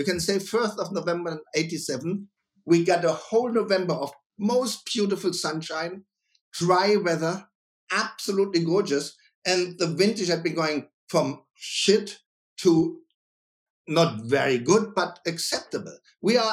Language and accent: English; Germany; also born or lived in Mainz; I'm a winemaker from Germany